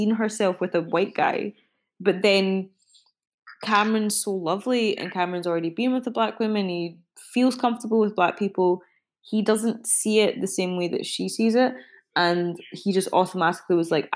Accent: Glasgow, Scotland, United Kingdom; I was raised in Glasgow

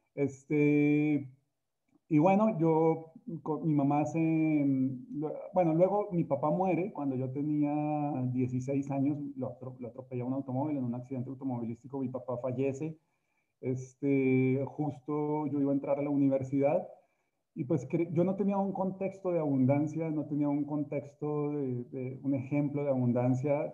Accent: Colombia; moved away as an adult; now in Mexico; yo soy colombiano, tengo también el, honor de haber nacido, pues nací en una tierra hermosa como Colombia

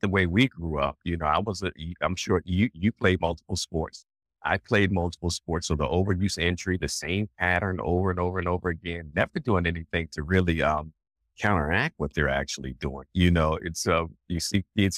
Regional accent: Alexandria, Virginia, United States; I'm from Alexandria, Virginia. I grew up in Alexandria, Virginia

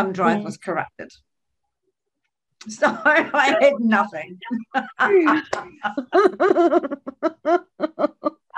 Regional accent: New Zealand; now in Australia; I come from New Zealand

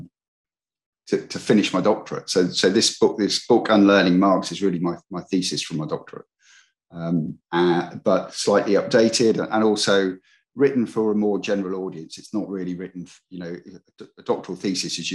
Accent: England, United Kingdom; I was born in England in the 60s, since 1966. I didn't really expect when I was growing up to be going to university.

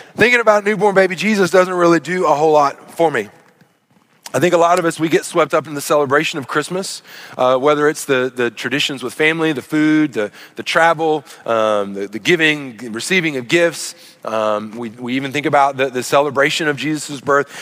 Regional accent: Arkansas, United States; growing up in Arkansas

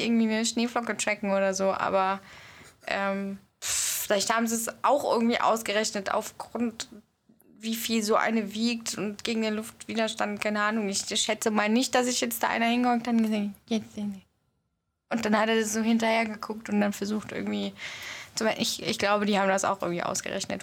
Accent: Odenwald, Germany; bei uns im Odenwald

